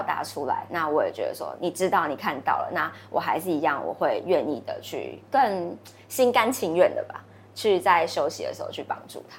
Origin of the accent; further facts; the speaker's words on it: southern Taiwan, Taiwan; 我南部老家的对面是一间，也是屠宰场